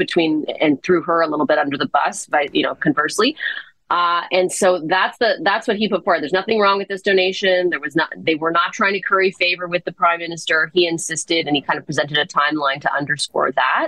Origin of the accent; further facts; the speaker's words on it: Toronto, Ontario, Canada; I grew up in Toronto, right off the Danforth